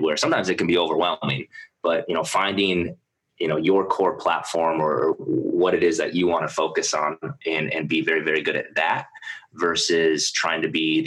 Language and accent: English; South Dakota, United States; moved away; I grew up in South Dakota